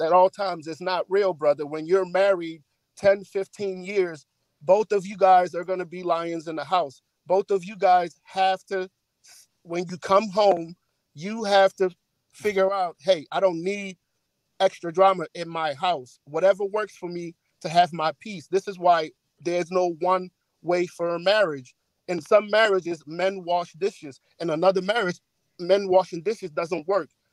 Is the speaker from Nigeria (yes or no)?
yes; Nigeria; now in United States; I'm not a first generation, second generation. I was born and raised in Nigeria.